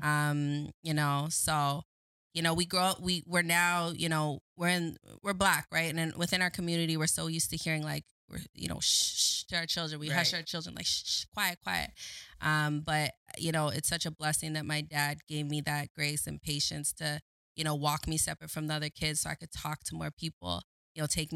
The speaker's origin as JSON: {"language": "English", "town": "Waterloo", "region": "Ontario", "country": "Canada", "tie": "born or raised there", "also_born_or_lived": "Scarborough, Ontario", "said": "I was adopted. And that's where when I moved to Waterloo, I grew up in Waterloo"}